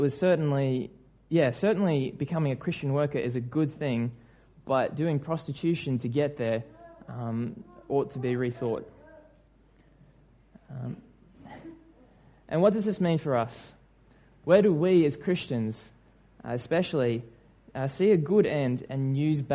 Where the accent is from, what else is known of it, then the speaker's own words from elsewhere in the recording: New Zealand; moved away; my home country